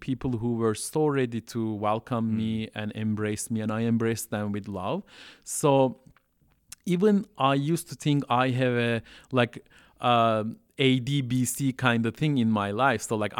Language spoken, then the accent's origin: English; Southeastern Anatolia, Turkey; English is a second language; I can speak Turkish fluently with Istanbul accent. And so even though I'm coming from Southeast Turkey